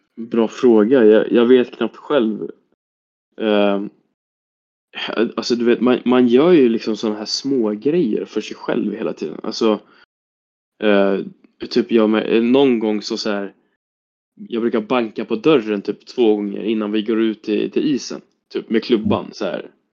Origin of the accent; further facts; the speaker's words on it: Stockholm, Stockholm County, Sweden; now in Karlstad, Sweden; jag kommer från Stockholm